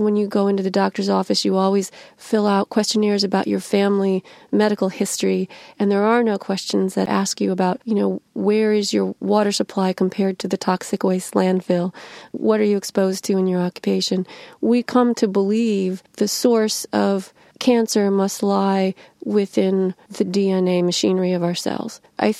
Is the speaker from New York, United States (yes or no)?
no; Illinois, United States; I grew up right in the middle of the middlest state in America, the second of the three I states. Illinois is both an industrial state.